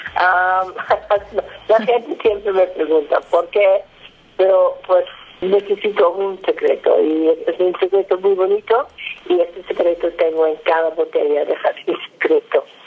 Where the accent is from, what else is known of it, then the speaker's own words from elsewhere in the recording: Netherlands; moved away as an adult; now in Valle de Guadalupe, Mexico; Yo soy de los Países Bajos